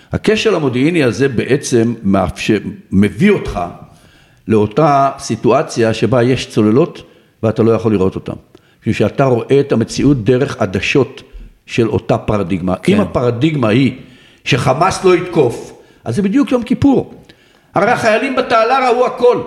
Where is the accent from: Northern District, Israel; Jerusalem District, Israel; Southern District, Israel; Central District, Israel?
Northern District, Israel; Ma'agan; אני גדלתי בקיבוץ מעגן